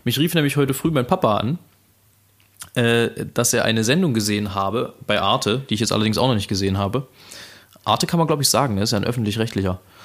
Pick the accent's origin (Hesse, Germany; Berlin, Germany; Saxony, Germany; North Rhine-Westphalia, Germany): Saxony, Germany; als Sachse